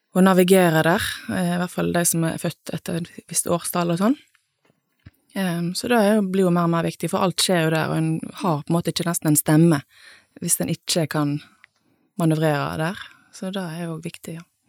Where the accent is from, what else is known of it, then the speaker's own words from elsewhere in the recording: Nordhordland, Vestland, Norway; moved away as an adult; also born or lived in Bergen; now in Sunnhordland, Norway; jeg eh, er jo fra en litt sånn tilsvarende plass, på en måte, i Nordhordland